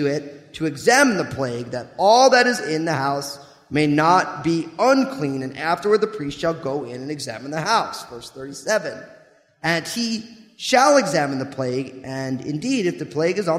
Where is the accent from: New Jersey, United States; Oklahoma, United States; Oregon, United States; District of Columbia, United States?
New Jersey, United States; I grew up in New Jersey